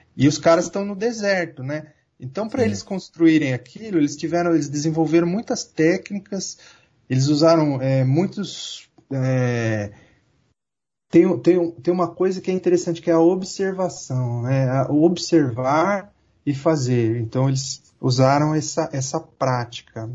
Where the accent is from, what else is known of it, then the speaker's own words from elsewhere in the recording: Santo André, São Paulo, Brazil; eu nasci e cresci aqui em Santo André, cidade operária